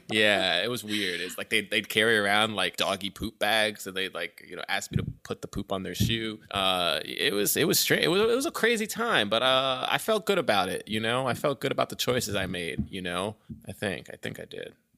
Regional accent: Orlando, Florida, United States; I grew up in Orlando

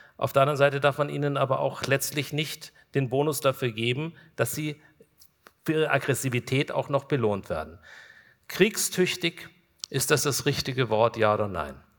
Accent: Kulmbach, Bavaria, Germany; Wir sind in meiner Heimatstadt Kulmbach

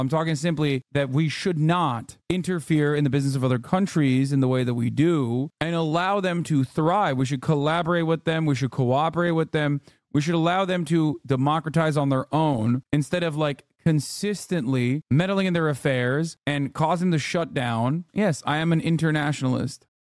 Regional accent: Iraq; now in United States; I'm a fing Iraqi

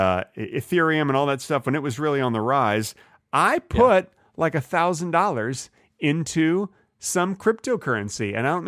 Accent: Texas, United States; I'm originally from Texas.

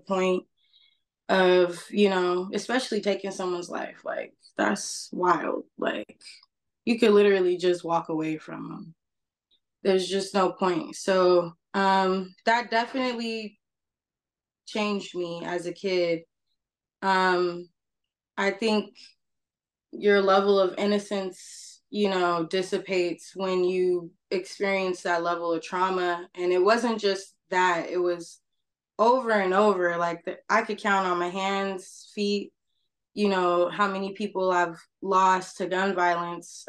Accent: San Diego, California, United States; also born or lived in East Los Angeles; I was born and raised Southeast San Diego, 1992, 90s baby

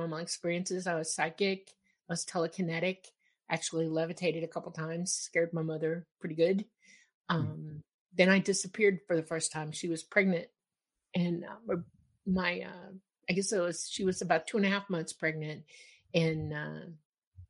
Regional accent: Miami, Florida, United States; also born or lived in Georgia; I grew up in Miami

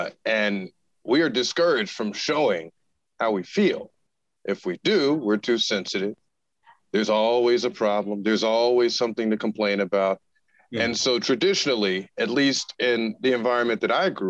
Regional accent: Tulsa, Oklahoma, United States; moved away; I am originally from Northeast Oklahoma, so the Tulsa area. North

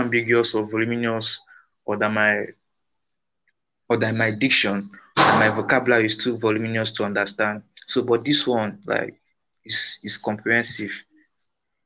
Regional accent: Igboland, Nigeria; here in Nigeria, I'm from Igbo tribe, I'm from the tribe of Igbo

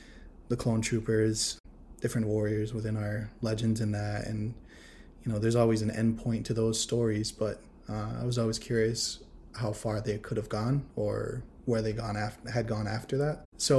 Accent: Akwesasne, New York, United States; I am of the Akwesasne Mohawk Nation. I was raised in Akwesasne, and I'm a big ol' nerdy artist, big ol' native nerd over here.

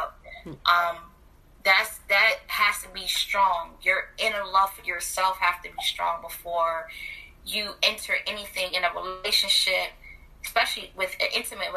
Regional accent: New York City, New York, United States; moved away as an adult; now in Virginia, United States; I'm a Brooklyn native, born and raised, proud.

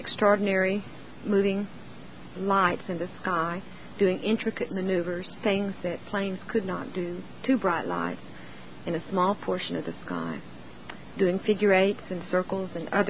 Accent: Central Texas, United States; I was born and raised in Central Texas. I'm a 6th-generation Texan.

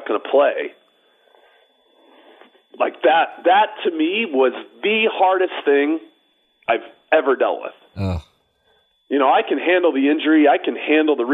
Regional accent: Chicago, Illinois, United States; moved away as an adult; now in Scottsdale, United States; I grew up right near Cal City.

